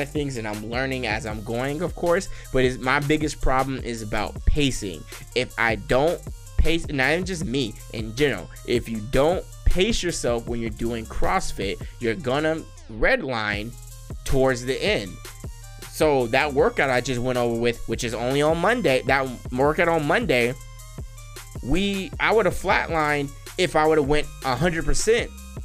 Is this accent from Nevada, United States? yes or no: yes; Las Vegas, Nevada, United States; I am born and raised in Las Vegas, Nevada. I am a Nevadan. I was born in Sin City.